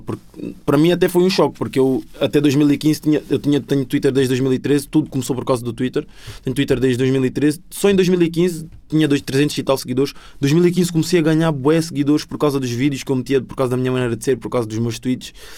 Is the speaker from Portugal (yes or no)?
yes; Sintra line, Lisbon, Portugal; born or raised there; accent: sotaque da linha de Sintra; also born or lived in Angola; now in Cascais, Portugal